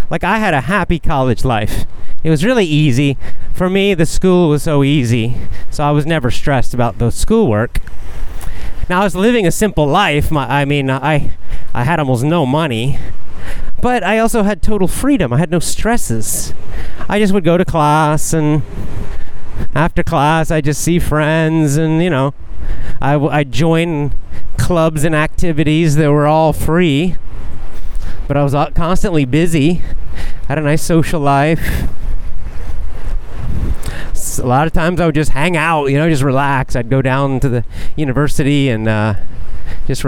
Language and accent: English; Athens, Georgia, United States; now in Japan; downtown Athens, Georgia, my hometown